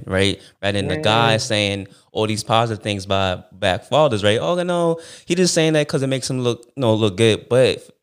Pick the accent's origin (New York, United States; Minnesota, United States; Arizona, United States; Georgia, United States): New York, United States; New York City; So I'm from Brooklyn